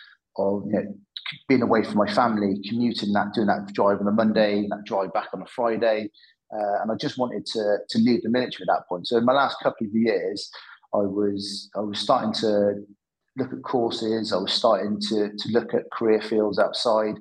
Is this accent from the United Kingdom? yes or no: yes; Cheltenham, South West England, United Kingdom; I'm from Cheltenham in the Midlands.